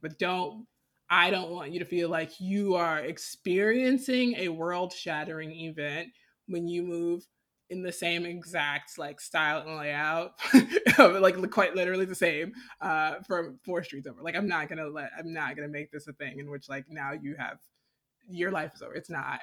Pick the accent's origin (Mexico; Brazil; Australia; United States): United States; Decatur; moved away; I grew up in Decatur where people were being murdered